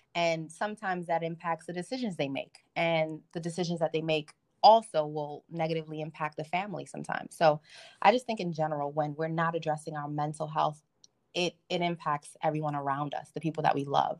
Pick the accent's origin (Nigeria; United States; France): Nigeria; I'm Nigerian